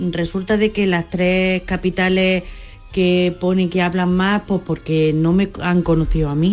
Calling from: Bailén, Andalusia, Spain; Bueno, un abrazo grande para todos. … de Bailén.

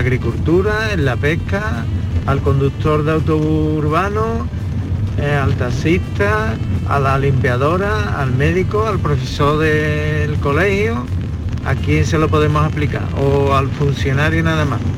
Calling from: Seville, Andalusia, Spain; Venga, soy … de Sevilla.

